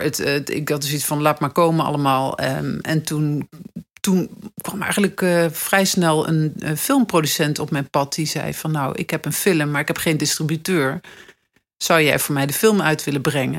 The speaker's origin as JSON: {"language": "Dutch", "town": "Nijmegen", "region": "Gelderland", "country": "Netherlands", "moved": "as an adult", "lives_now": "Amsterdam, Netherlands", "said": "ik kwam uit Nijmegen, ik woon in Amsterdam"}